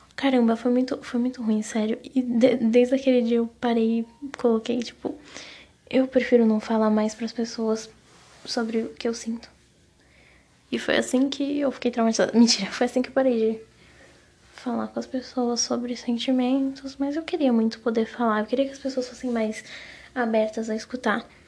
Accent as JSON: {"language": "Portuguese", "region": "Paraná", "country": "Brazil", "moved": "yes", "lives_now": "São Paulo, Brazil", "said": "lá na minha cidade, lá no Paraná, onde na cidade que eu moro, que é fica no interior minha cidade, né? Fica na fica perto de Santa Catarina, mas é tipo divisa de Paraná com Santa Catarina"}